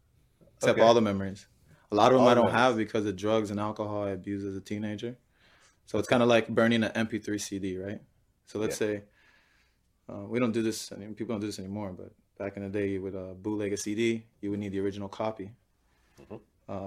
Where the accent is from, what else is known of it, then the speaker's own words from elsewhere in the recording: Florida, United States; South Florida.